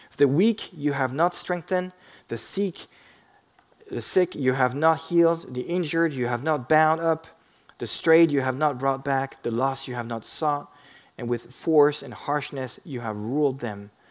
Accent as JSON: {"language": "English", "country": "France", "tie": "born or raised there", "moved": "yes", "said": "I grew up in France"}